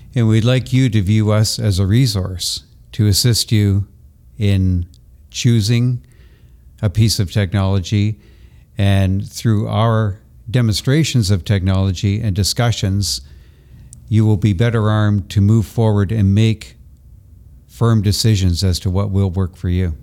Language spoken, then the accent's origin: English; Toronto, Ontario, Canada; also born or lived in Brantford, Ontario; Toronto is my hometown.